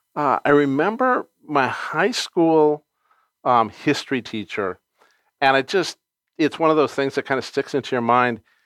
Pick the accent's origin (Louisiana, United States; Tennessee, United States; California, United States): California, United States; Los Angeles; I grew up in Encino, California.